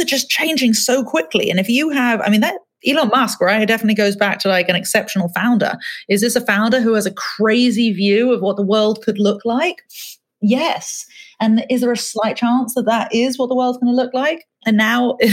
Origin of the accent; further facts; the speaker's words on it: England, United Kingdom; moved away; I grew up in England, I'd probably spend 4 or 5 hours a day watching TV as a kid.